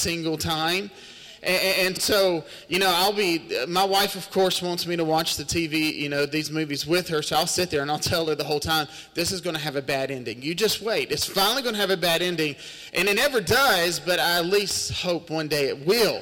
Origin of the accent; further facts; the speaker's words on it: Terry, Mississippi, United States; I've been born and raised in Mississippi my whole life. We actually come out of Terry, Mississippi, which is about 45 minutes just down the highway, and born and raised there